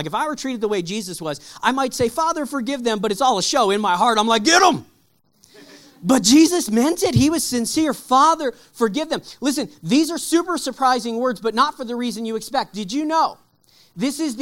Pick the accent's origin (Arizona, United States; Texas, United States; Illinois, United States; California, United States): Texas, United States; We grew up in Texas